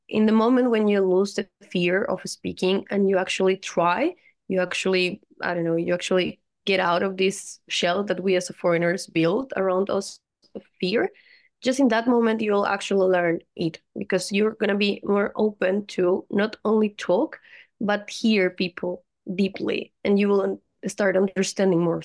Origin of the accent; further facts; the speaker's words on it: Colombia; moved away as an adult; now in Moscow, Russia; I'm from Colombia